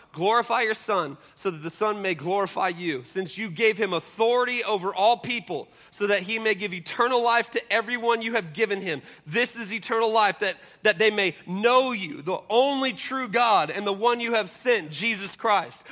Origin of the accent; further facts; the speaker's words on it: Seattle, Washington, United States; I grew up in Seattle